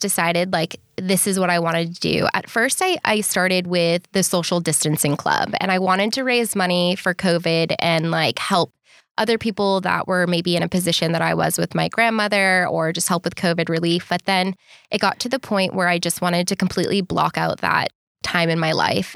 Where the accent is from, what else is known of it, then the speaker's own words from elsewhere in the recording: Boston, Massachusetts, United States; moved away as an adult; also born or lived in Bondi Beach, Australia; now in Sydney, Australia; I'm originally from Boston, Massachusetts. And I've been living in Bondi Beach, Australia for three and a half